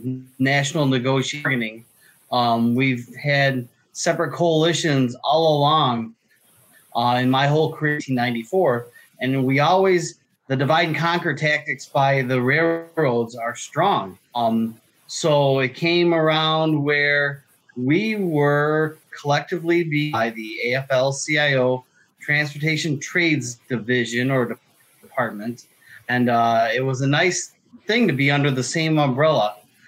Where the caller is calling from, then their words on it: Ohio, United States; I am just east of Toledo, Ohio, where CNO Toledo Terminal, NYCPRR railroads all come. It's a nice little railroad area here.